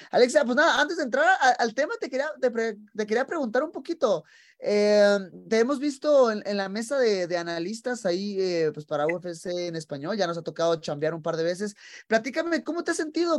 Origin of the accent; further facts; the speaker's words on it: Tijuana, Baja California, Mexico; moved away as an adult; now in Las Vegas, United States; nací en Tijuana, que es frontera con, con San Diego